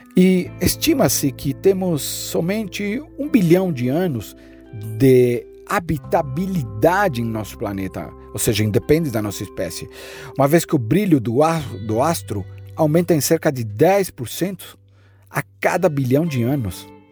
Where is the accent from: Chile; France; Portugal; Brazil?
Chile; a metade da montanha está na metade da minha terra onde eu nasci, no Chile